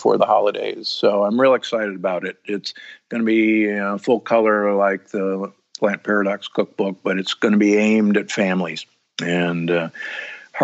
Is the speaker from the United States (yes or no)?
yes; United States; also born or lived in Omaha, Nebraska / Milwaukee, Wisconsin; I grew up in Omaha and Milwaukee where, you know, beef and pork is king.